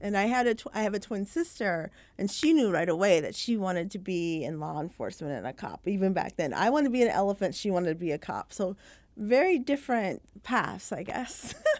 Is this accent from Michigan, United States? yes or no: yes; Michigan, United States; also born or lived in Florida / England; I was actually born in Florida and then raised for briefly about 5 years in England. But then eventually we settled in the Upper Peninsula of Michigan, in a very small town